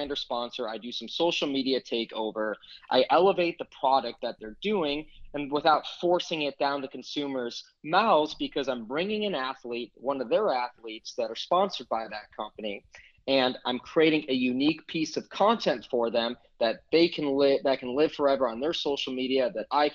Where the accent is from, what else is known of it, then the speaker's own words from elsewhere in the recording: Chicago, Illinois, United States; moved away; Chicago, my hometown